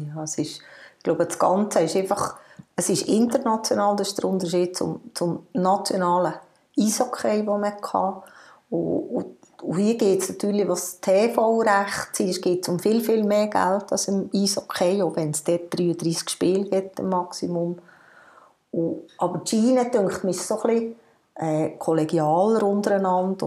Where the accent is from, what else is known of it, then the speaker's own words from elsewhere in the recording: Hahnenmoos, Bern, Switzerland; Ich bin auf dem Hanamoos aufgewachsen, zumindest im Skigebiet